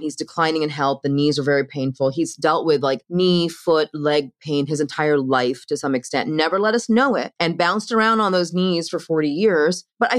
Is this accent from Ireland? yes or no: yes; Ireland; I'm Irish. It's fine.